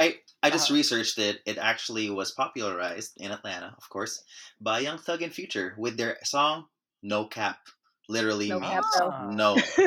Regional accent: Philippines; You know, being Filipino, I've experienced that a lot. Filipinos are so close-minded most of the time

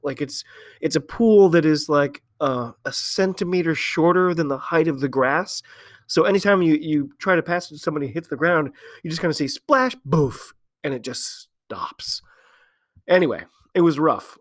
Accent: United States; I'm an American

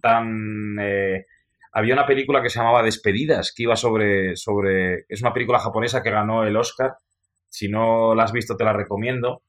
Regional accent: Spain; como somos los españoles

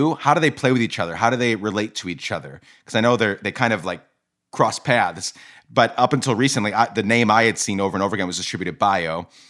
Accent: Guatemala; I grew up in Guatemala and my dad is Guatemalan.

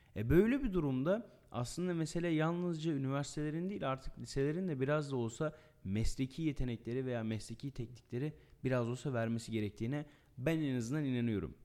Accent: Erzurum, Turkey; bir Erzurumlu olarak bir Anadolu olarak

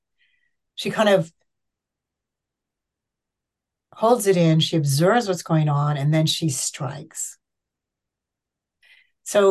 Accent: United States; now in England, United Kingdom; I live in England, and I'm an American

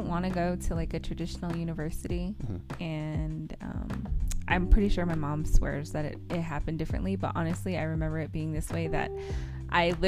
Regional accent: Window Rock, Arizona, United States; I'm from Window Rock, Arizona. I grew up here

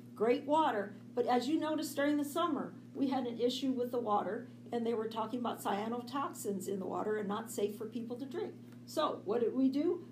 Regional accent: San Francisco, California, United States; moved away as an adult; now in Salem, United States; I grew up in San Francisco

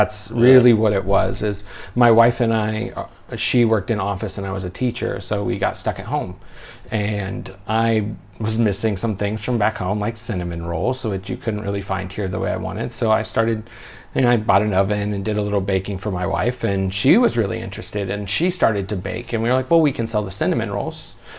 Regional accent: Oregon, United States; now in Other country; Yeah, I'm from Oregon in the States. It's much busier. You know, the biggest city back home is 1 million-something people

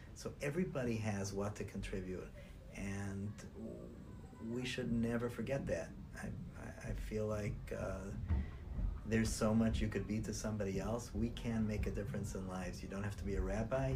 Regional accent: Cleveland, Ohio, United States; moved away as an adult; also born or lived in New York / New Jersey / Israel; I was born and nurtured in Cleveland, Ohio

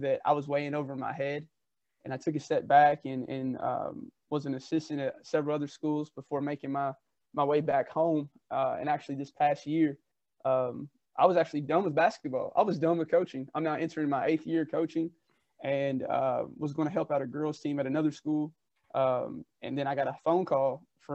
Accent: Bloomfield, Kentucky, United States; I grew up in Bloomfield, Kentucky. It's a small rural town just south of Louisville, Kentucky

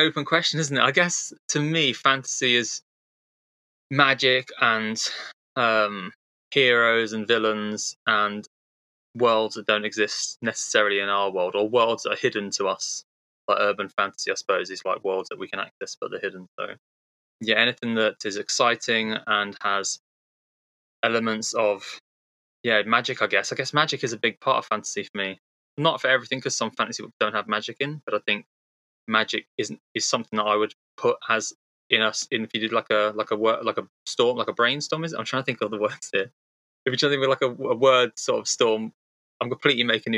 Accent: England, United Kingdom; I come from England. Yeah, I come from England where we have a weird measurement system.

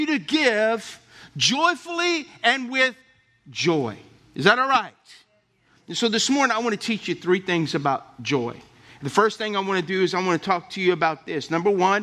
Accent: Lafayette, Louisiana, United States; I grew up in Oakbourne Estates in Lafayette

